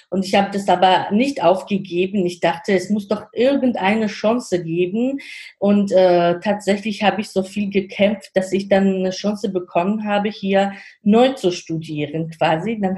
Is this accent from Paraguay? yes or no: no; Georgia; German is a second language; now in Germany; weil ich komme aus Georgien und sage ich auch, also mittlerweile habe ich auch schon die deutsche hm, Staatsangehörigkeit, aber ich sage immer, im Herzen bleibe ich ähm, eine Georgierin.